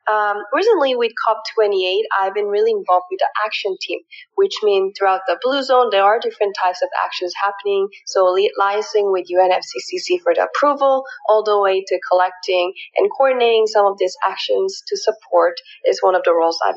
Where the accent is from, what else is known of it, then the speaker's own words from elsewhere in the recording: Canada; moved away as an adult; also born or lived in South Korea / Philippines; now in United States; So I was born in South Korea and then I moved to the Philippines when I was about five years old. And then I moved to rural areas in Canada when I was 10.